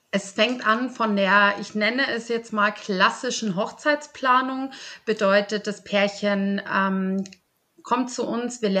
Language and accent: German; Polenreuth, Bavaria, Germany; Ich komme aus Polenreuth und ähm, führe mit meiner Mama zusammen ein kleines Familienunternehmen.